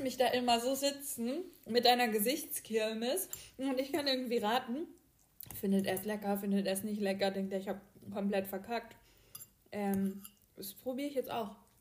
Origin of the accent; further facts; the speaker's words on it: the South, Southern Germany, Germany; bei uns im Süden